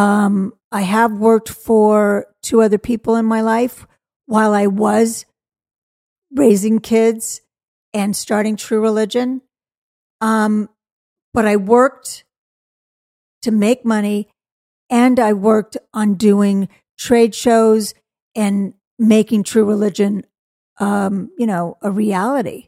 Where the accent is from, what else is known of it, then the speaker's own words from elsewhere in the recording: Malibu, California, United States; I grew up in Malibu, California